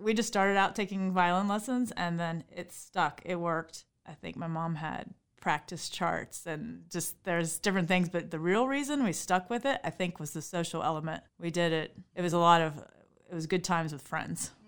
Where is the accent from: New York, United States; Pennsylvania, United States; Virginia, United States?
Virginia, United States; Harrisonburg; I grew up right here in Harrisonburg on the west side of town on Route thirty-three